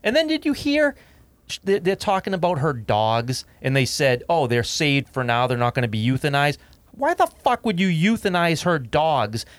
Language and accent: English; United States; as an American citizen